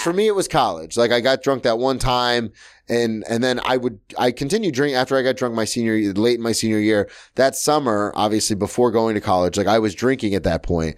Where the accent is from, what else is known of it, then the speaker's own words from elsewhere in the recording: the South, United States; now in New York, United States; I'm from the South